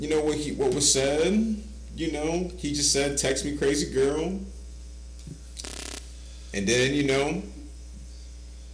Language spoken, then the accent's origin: English; Ohio, United States; me and … is from Ohio